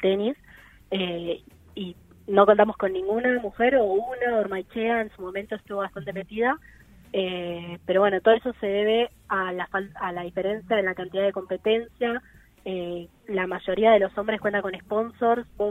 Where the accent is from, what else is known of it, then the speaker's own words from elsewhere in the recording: Buenos Aires, Argentina; yo soy de Buenos Aires, tengo 18 años